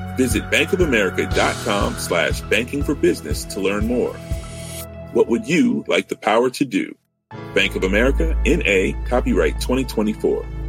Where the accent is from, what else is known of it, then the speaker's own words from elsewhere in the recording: Northeast, United States; now in Boulder, United States; I grew up in the Northeast